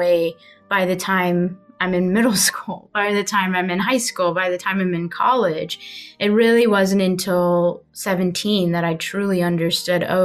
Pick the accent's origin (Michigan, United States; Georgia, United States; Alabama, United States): Alabama, United States; Huntsville; I was born in Huntsville